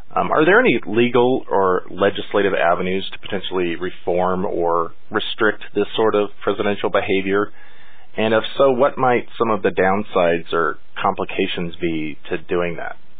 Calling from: Redding, California, United States; I'm calling from Redding, California

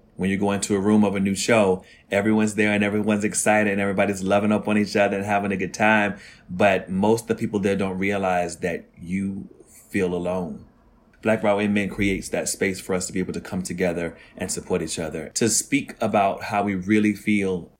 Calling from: New York City, New York, United States; I'm calling from Harlem, New York City

